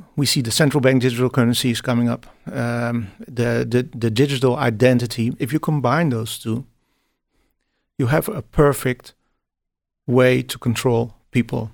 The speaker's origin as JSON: {"language": "English", "country": "Netherlands", "said": "I'm, I'm from the Netherlands"}